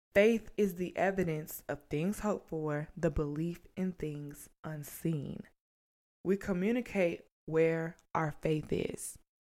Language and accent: English; St. Louis, Missouri, United States; moved away as an adult; also born or lived in South Carolina; I'm from Saint Louis